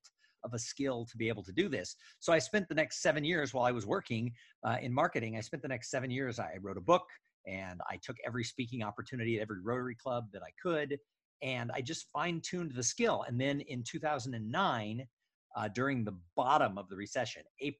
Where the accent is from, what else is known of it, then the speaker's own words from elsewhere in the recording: Los Angeles, California, United States; moved away as an adult; also born or lived in San Diego / Bay Area / Austin, Texas; I grew up in the suburbs of Los Angeles, California